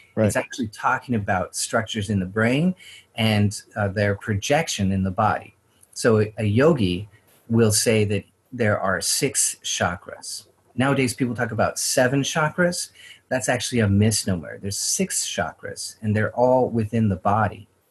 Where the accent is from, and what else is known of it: Idaho Panhandle and Spokane, United States; born or raised there